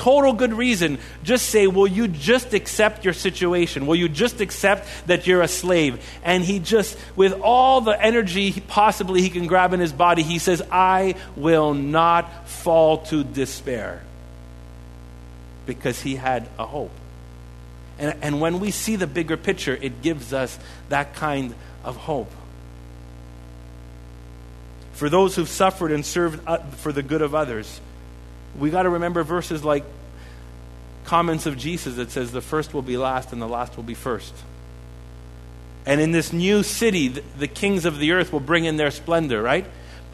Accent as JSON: {"language": "English", "town": "Montreal", "region": "Quebec", "country": "Canada", "said": "we're from Montreal."}